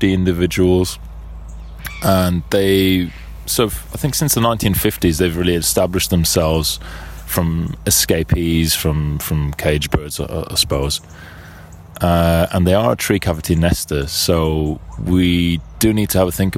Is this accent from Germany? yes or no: no; Birmingham, West Midlands, United Kingdom; I'm a birder from Birmingham in England